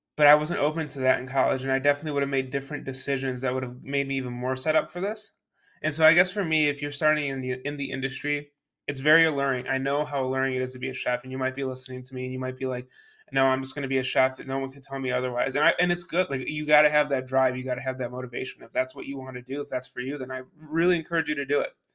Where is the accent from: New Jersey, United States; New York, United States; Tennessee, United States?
New York, United States; Buffalo; moved away; I came from Buffalo, New York, that's where I was born and raised